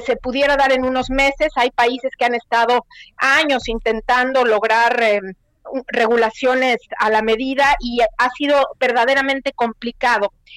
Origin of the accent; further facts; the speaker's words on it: Mexico; moved away as an adult; yo soy mexicana, creé mi cuenta cuando estaba en México, pero ahora me encuentro en otro país